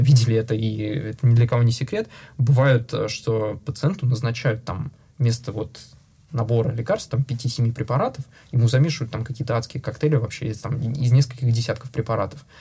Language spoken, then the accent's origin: Russian; Russia; moved away; я единственный а, россиянин, сооснователь э, в нашей компании